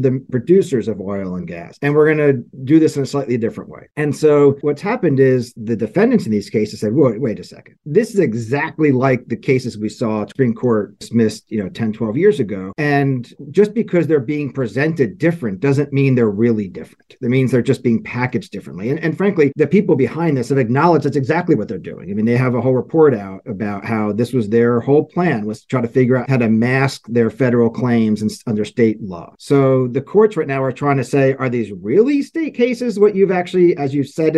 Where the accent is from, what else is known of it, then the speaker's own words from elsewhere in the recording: New Jersey, United States; now in Washington, D.C., United States; I grew up in North Jersey, so I'm a Knicks fan and a Giants fan as well.